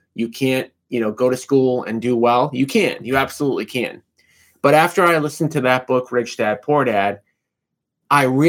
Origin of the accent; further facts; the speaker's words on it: Revere, Massachusetts, United States; I grew up in Revere, Massachusetts